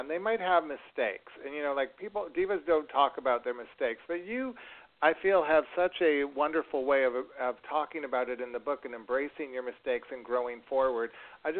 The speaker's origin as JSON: {"language": "English", "town": "Rochester", "region": "New York", "country": "United States", "tie": "born or raised there", "said": "my hometown of Rochester, New York"}